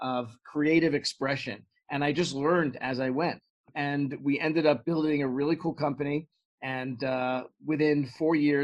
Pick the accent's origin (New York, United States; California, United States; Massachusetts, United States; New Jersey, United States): New York, United States; New York City; moved away; I grew up in Brooklyn, New York, and my family's still there in the same house I grew up